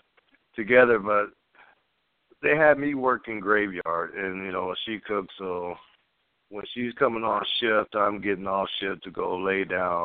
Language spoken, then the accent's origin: English; California, United States; also born or lived in Oceanside; now in Orange County, United States; I was born in Oceanside, California, San Diego